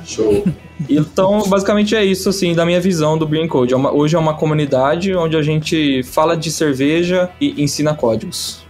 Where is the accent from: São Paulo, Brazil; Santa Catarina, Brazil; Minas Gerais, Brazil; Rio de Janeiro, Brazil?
São Paulo, Brazil; Ribeirão Preto; Ribeirão é a terra do chopp, e a gente é de Ribeirão Preto